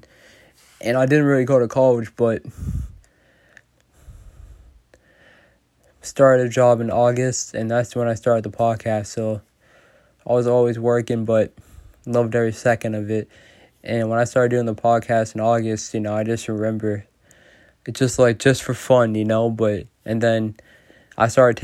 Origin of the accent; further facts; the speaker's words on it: Boston, Massachusetts, United States; I'm from Massachusetts, Boston. I think when you're just from Boston, you just care about sports a lot. So I think me growing up in Boston